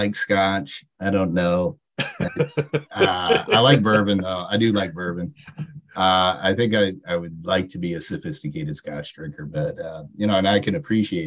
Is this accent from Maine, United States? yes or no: yes; Maine, United States; moved away; I'm also from Maine, so I love going home to Maine